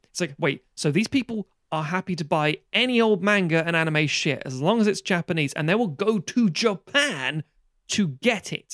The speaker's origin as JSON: {"language": "English", "country": "United Kingdom", "said": "I grew up on Amer-, as we all did in this country, American T V series"}